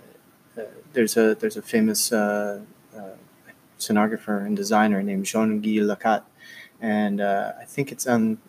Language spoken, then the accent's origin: English; United States; moved away as an adult; as an American trained in America